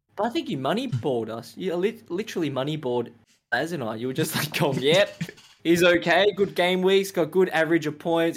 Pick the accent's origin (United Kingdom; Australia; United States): Australia; Melbourne, Victoria; growing up in Australia